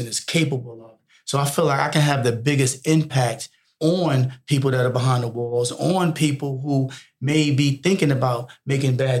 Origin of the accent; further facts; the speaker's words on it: New York City, New York, United States; now in Atlanta, United States; right now I'm from New York City, right? Yeah. I'm from the Bronx